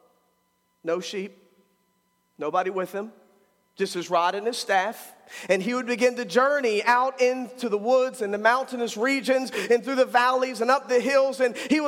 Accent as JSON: {"language": "English", "country": "United States", "said": "I'm an American too"}